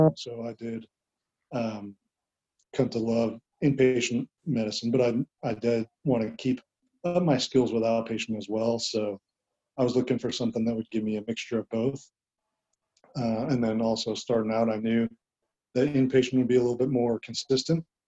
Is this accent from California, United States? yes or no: yes; Southern California, United States; moved away as an adult; also born or lived in Huntington Beach, California / Dallas, Texas; I'm from Southern California. I went to high school in Huntington Beach